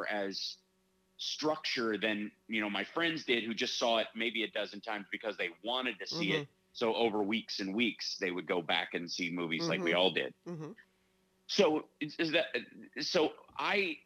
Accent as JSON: {"language": "English", "region": "Kentucky", "country": "United States", "tie": "born or raised there", "also_born_or_lived": "Chicago", "moved": "yes", "said": "when I grew up in Kentucky, I had kind of a 1940s Woody Allen lifestyle."}